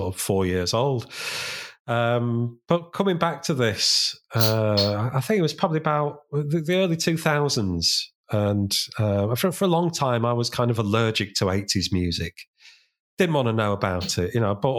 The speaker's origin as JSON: {"language": "English", "town": "Sheffield", "region": "Yorkshire and the Humber", "country": "United Kingdom", "tie": "born or raised there", "said": "they were from my hometown. I'm from Sheffield"}